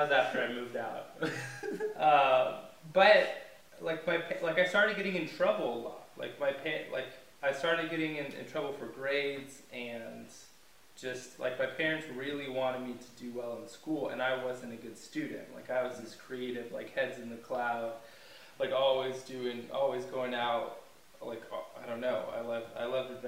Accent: California, United States; moved away as an adult; now in South Africa; I'm from California

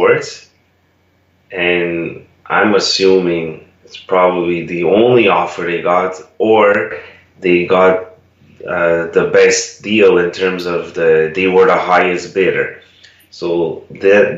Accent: Canada; first language Italian; English is a second language; I was a native Italian speaker. I was born in Canada, but my parents immigrated there

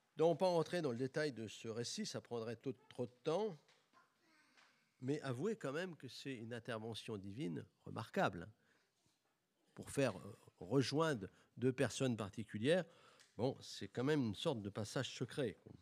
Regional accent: Bourges, Centre-Val de Loire, France; J'ai grandi à Bourges, une ville chargée d'histoire

